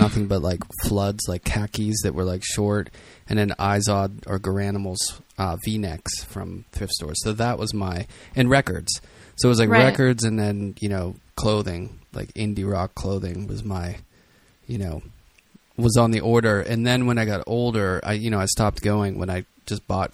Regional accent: Pittsburgh, Pennsylvania, United States; I'm from Pittsburgh

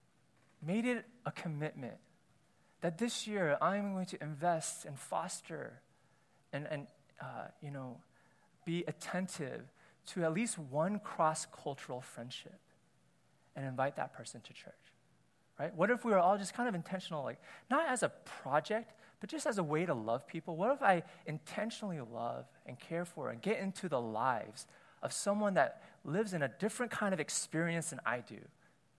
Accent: United States; As an Asian American myself

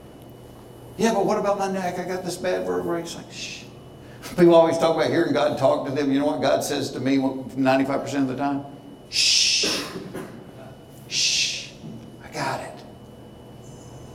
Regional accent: Hapeville, Georgia, United States; I grew up in Hayteville, down by the airport, where the first dwarf house

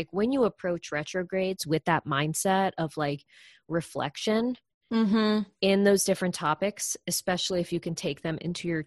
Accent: Florida, United States; I grew up in Florida being outside

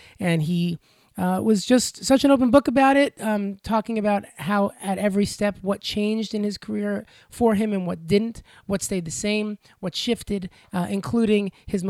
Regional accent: Long Island, New York, United States; growing up on Long Island

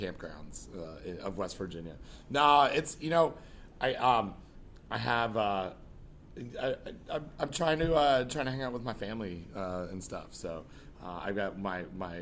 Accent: Toronto, Ontario, Canada; I grew up here in Toronto.

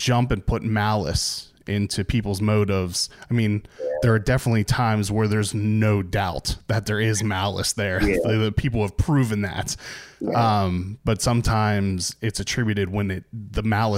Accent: the North, United States; moved away; also born or lived in Maryland; I grew up in the North

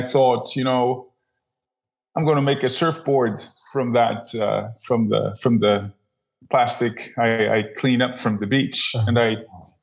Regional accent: Leiden, South Holland, Netherlands; I'm from the Netherlands. Leiden, the Netherlands.

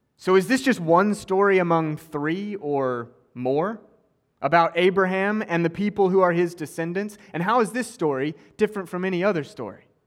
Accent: Oklahoma, United States; also born or lived in Cambridge; now in West Palm Beach, United States; I grew up in Oklahoma

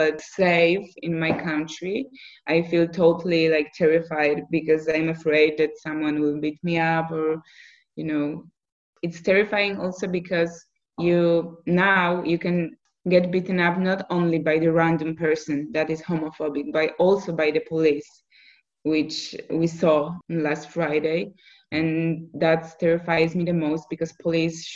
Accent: Poland; now in Poznan, Poland; growing up in a really small city in Poland

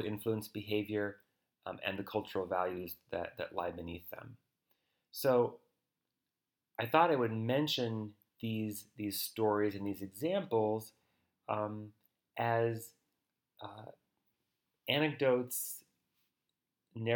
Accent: United States; as an American, with as much objectivity as I can muster in talking about my own culture

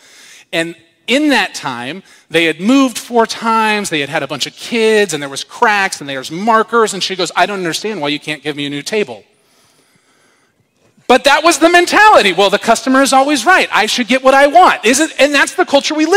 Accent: United States; I'm an American

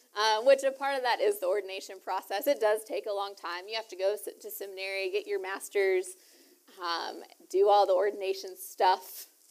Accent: Lufkin, Texas, United States; also born or lived in Houston, Texas; I grew up in East Texas

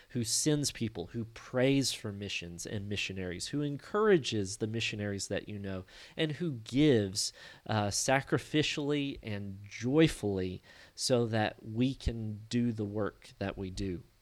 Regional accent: Hardin, Kentucky, United States; I'm from Hardin, Kentucky, which is just north of Murray

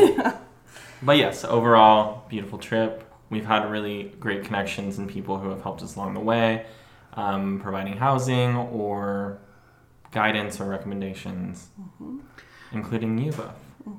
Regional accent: Chico, California, United States; now in Portland, United States; I am born and raised in Chico, California. I was born and raised in Chico, California. I now live in Portland, Oregon

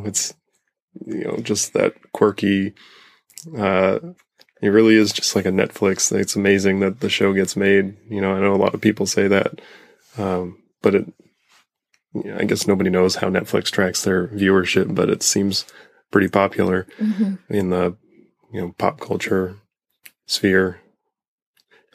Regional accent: Northeast, United States; We're from the Northeast, so.

